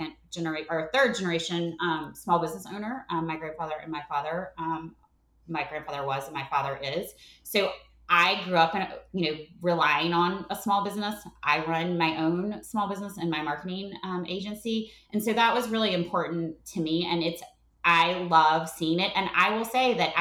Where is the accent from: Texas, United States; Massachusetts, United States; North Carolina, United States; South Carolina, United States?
North Carolina, United States; moved away as an adult; now in Atlanta, United States; my husband's from Baltimore and I grew up in North Carolina